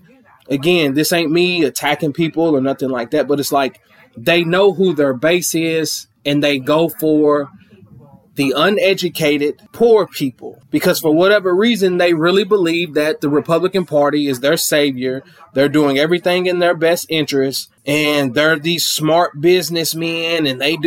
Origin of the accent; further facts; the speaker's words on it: Clinton, Kentucky, United States; I'm from Clinton, Kentucky, small little town down in the sticks